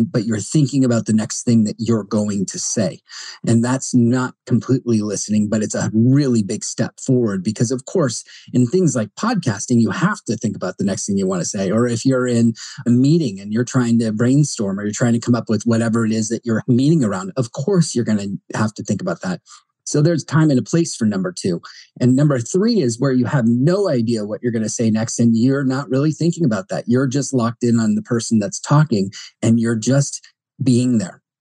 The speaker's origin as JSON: {"language": "English", "region": "New Jersey", "country": "United States", "said": "Sorry, New Yorkers, but I'm from Jersey, a close cousin."}